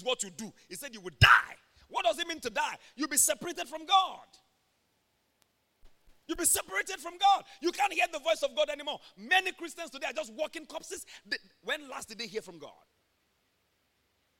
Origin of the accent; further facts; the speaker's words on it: Ondo, Nigeria; we come from Ondo State, Nigeria, where the breakfast is pounded yam, lunch is pounded yam, dinner is pounded yam. We never get tired of it. I grew up seeing my mom carrying hot pot.